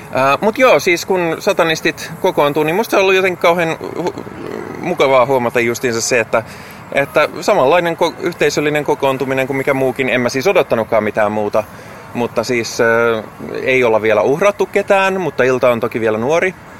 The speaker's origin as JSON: {"language": "Finnish", "town": "Lahti", "region": "Päijät-Häme", "country": "Finland", "tie": "born or raised there", "moved": "as an adult", "lives_now": "Helsinki, Finland", "said": "mä oon Hämeestä"}